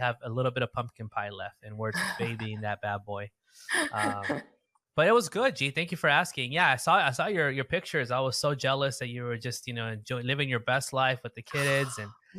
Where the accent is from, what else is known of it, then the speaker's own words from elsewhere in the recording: United States; me here growing up in the States.